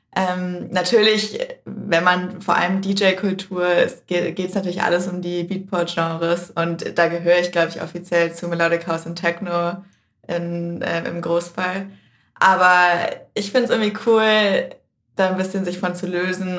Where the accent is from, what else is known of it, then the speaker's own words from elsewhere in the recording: Berlin, Germany; Ich bin ja in Prenzlberg aufgewachsen